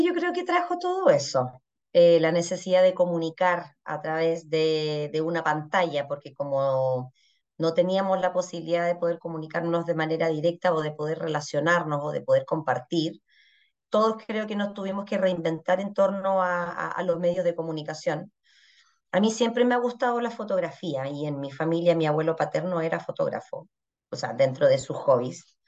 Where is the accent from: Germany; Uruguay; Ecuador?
Germany; Saxony; moved away as an adult; now in Chile; de Sajonia, que es de la región de donde vengo yo